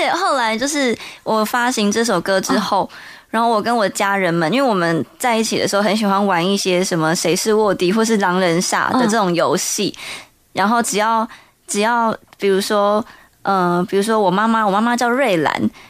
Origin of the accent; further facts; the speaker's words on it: Toufen, Miaoli County, Taiwan; 在苗栗的头份